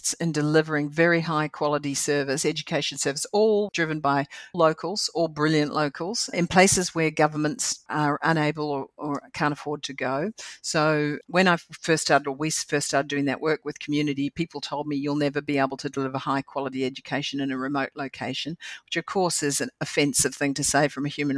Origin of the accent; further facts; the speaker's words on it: New Zealand; moved away as an adult; also born or lived in Bermuda; I'm a lucky Kiwi. So it comes from growing up in a land, you know, at a time where the government paid me to go to university